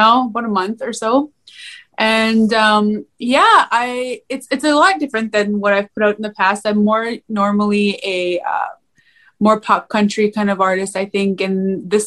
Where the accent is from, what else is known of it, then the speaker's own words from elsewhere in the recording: Canada; I am from Canada.